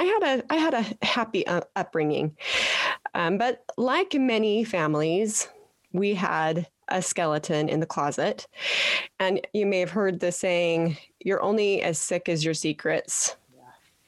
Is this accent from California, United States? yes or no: no; Petersboro, Utah, United States; I am a Utah girl, born and raised in Petersboro